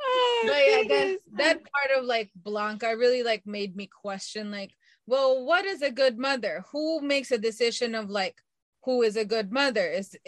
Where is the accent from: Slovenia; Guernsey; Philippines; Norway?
Philippines; Coming from a country that was also a former annex of the United States.